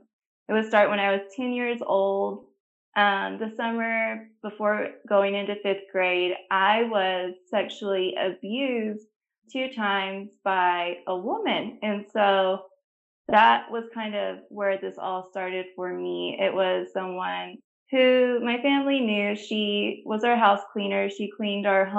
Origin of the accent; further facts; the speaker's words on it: New Mexico, United States; now in Texas, United States; I live in Texas, but I did not grow up here. I grew up in New Mexico, so I'm a New Mexico native.